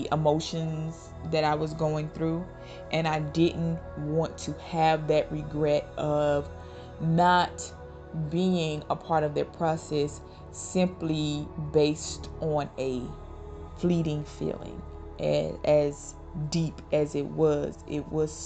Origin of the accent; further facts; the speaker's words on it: Mississippi, United States; moved away; also born or lived in Georgia; We grew up in Mississippi and spent some time in Georgia